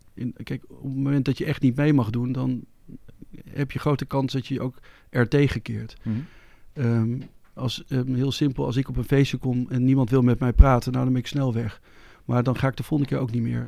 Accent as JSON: {"language": "Dutch", "country": "Netherlands", "said": "als Nederlander, als West-Europeaan"}